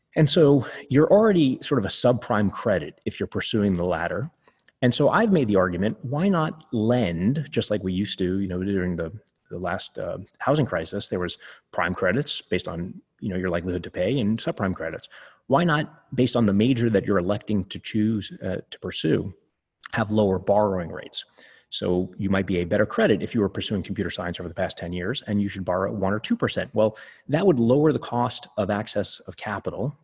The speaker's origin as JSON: {"language": "English", "town": "New York City", "region": "New York", "country": "United States", "tie": "born or raised there", "said": "where I grew up in Coney Island"}